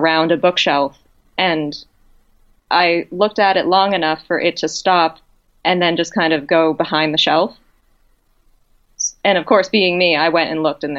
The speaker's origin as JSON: {"language": "English", "region": "central Massachusetts", "country": "United States", "tie": "born or raised there", "also_born_or_lived": "Amherst, Massachusetts", "said": "I grew up in a central Massachusetts town that was actually on ghost adventures for two of its buildings, the Reed House and the Spalding Cooperage"}